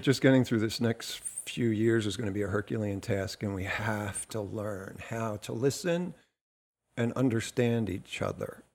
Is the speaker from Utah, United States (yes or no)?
no; New Jersey, United States; I'm from New Jersey